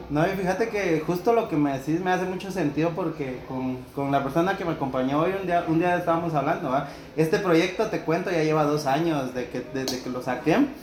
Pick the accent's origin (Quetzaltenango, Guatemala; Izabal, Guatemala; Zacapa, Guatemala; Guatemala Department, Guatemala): Guatemala Department, Guatemala; Villa Nueva; de donde yo soy, de Bárcenas Villanueva